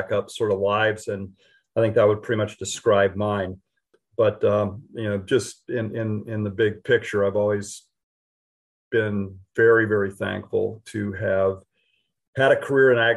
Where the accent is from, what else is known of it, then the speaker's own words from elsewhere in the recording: Western Colorado, United States; moved away; I grew up in Western Colorado